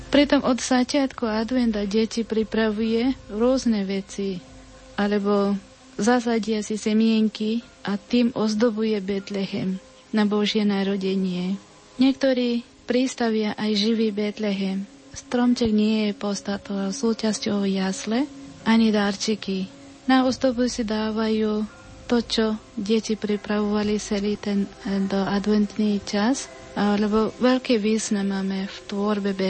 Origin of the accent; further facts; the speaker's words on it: India; Slovak is a second language; now in Nitra, Slovakia; tu dve sme z Indie